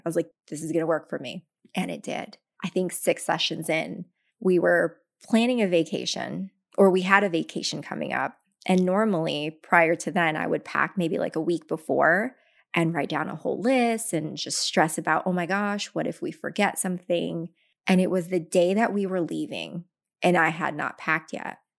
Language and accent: English; Tacoma, Washington, United States; also born or lived in Philippines; grew up very, very poor from Tacoma, Washington